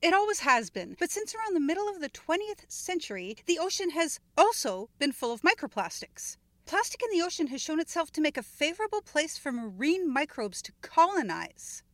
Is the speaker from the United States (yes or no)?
no; Canada; my home country